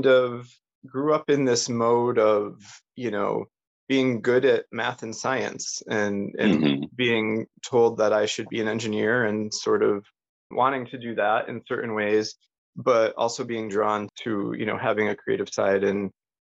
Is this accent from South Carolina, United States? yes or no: no; Northwest Connecticut, United States; moved away; also born or lived in New York City; I grew up in the Northeast in Northwest Connecticut.